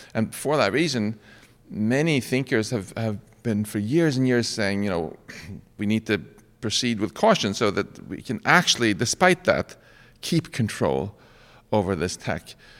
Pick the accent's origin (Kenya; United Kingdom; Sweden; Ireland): Sweden; now in United States; I'm originally from Sweden